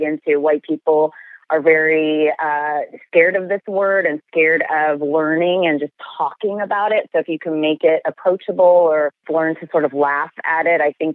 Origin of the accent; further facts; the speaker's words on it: Texas, United States; moved away as an adult; now in Los Angeles, United States; I'm born and raised in Texas